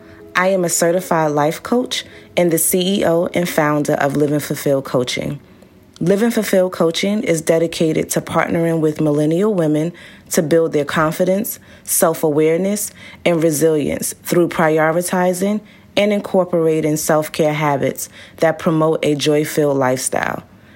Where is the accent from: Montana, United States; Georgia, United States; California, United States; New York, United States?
New York, United States; Brooklyn; I grew up in Brooklyn, New York, where I live with my two parents and three older siblings. I come from very humble beginnings